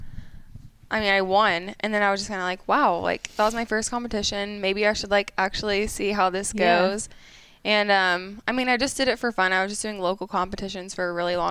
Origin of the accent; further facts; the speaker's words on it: Midwest, United States; us Midwest girls